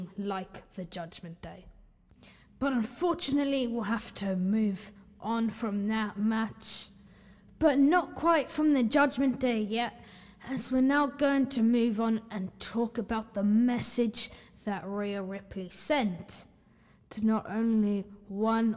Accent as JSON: {"language": "English", "country": "Ireland", "said": "I'm Irish"}